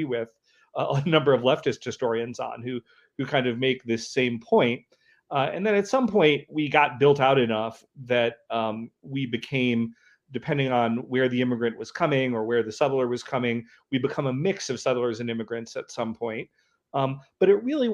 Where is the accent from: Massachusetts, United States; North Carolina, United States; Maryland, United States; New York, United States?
North Carolina, United States; also born or lived in California; now in Montana, United States; I grew up in North Carolina